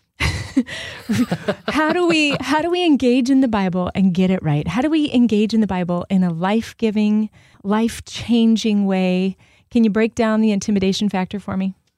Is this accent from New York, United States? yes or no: no; Southern California, United States; now in Michigan, United States; I'm from Southern California